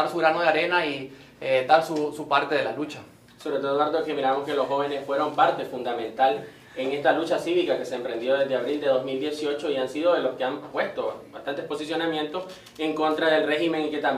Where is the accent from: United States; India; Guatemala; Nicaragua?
Nicaragua; como nicaragüenses